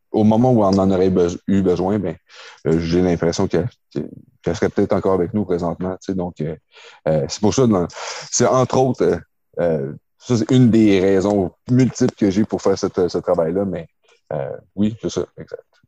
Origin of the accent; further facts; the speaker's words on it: Quebec, Canada; j'ai grandi à Québec